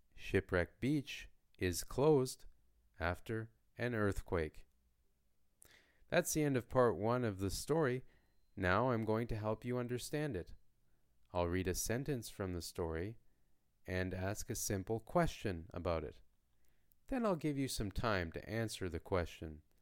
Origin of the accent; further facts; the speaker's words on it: Canada; first language English; from Canada